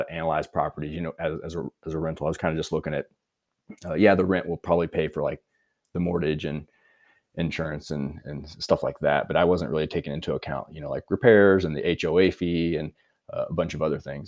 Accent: Missouri, United States; moved away as an adult; also born or lived in Hawaii / California / Colorado; now in United Kingdom; originally from Missouri and currently living in the United Kingdom

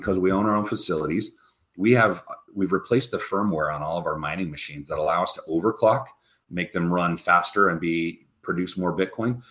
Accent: United States; also born or lived in Wyoming / Utah; growing up in Wyoming and Utah, being a Catholic kid

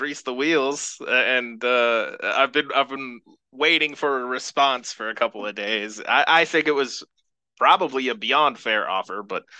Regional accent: Eugene, Oregon, United States; I grew up in Eugene, Oregon. I grew up near the U of O campus. It's very familiar to me.

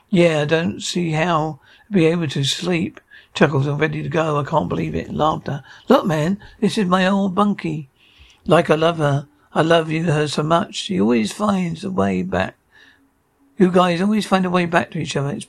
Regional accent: East Coast, United States; also born or lived in New York; I'm from the East Coast, so I grew up over there. I was living in New York.

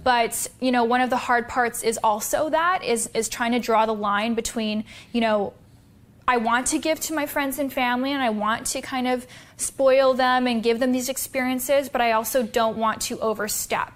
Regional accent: Canada; I was born in Canada

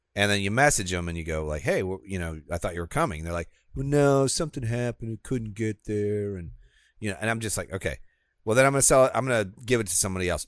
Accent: Midwest, United States; moved away as an adult; now in Florida, United States; I would be classified as Midwestern. I spent twenty-six years of my life there.

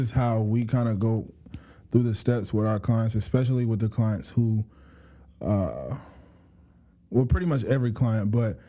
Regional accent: Clayton County, Georgia, United States; I grew up in Georgia for the most part of my life. Grew up in Clayton County

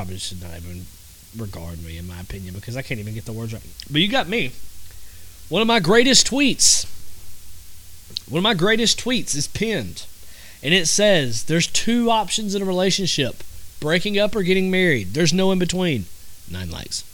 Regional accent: the South, United States; I'm from the South

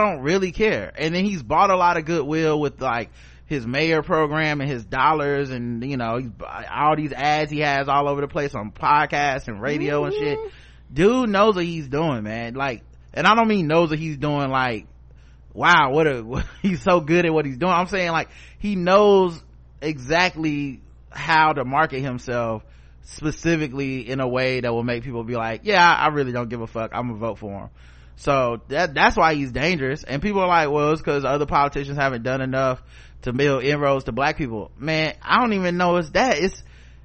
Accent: the South, United States; I'm from the South

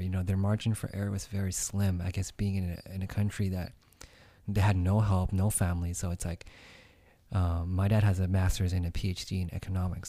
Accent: United States; I grew up here myself

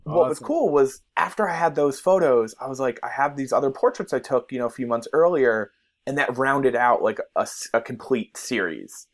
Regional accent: New Jersey, United States; growing up in New Jersey

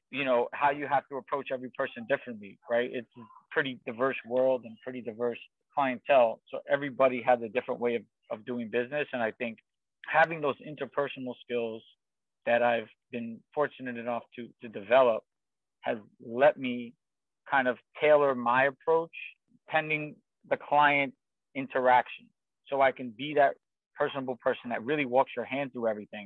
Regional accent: New York City, New York, United States; I grew up in Queens, New York

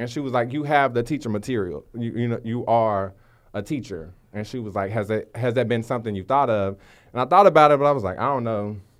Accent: Waco, Texas, United States; I'm from Waco, Texas. Um, been there my whole life.

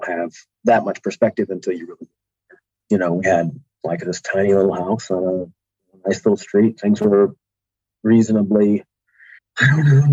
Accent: Kalamazoo / Grand Rapids, Southwest Michigan, United States; also born or lived in Mesa, Arizona; And then we moved back to Michigan

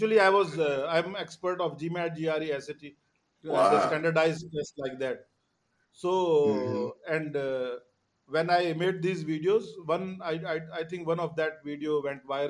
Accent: Pakistan; now in Dubai, United Arab Emirates; I'm Pakistani

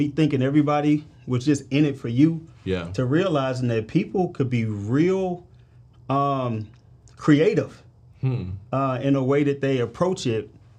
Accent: St. Louis, Missouri, United States; So I'm from St. Louis, Missouri, bro.

